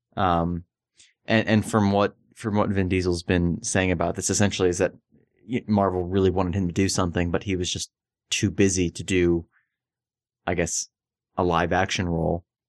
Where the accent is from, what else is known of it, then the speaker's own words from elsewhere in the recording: Florida, United States; I grew up in Florida